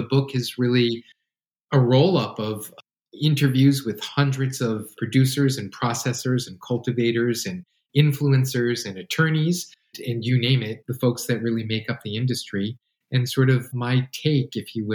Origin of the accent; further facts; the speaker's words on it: New York, United States; now in West Coast, United States; Growing up in New York